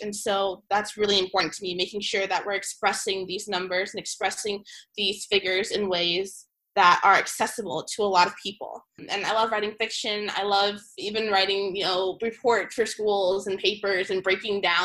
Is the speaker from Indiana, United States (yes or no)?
yes; Fishers, Indiana, United States; moved away as an adult; now in Atlanta, United States; I'm from Fishers, Indiana, so it was definitely a big move